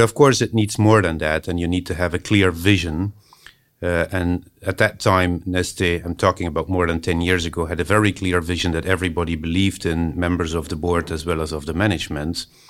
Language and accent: English; Belgium; moved away; also born or lived in Finland; that's that's my home country, Belgium